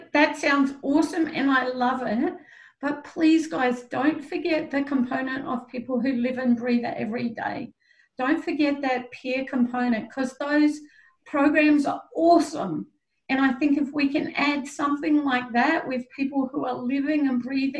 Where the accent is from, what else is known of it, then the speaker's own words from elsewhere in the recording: Australia; I'm Australian.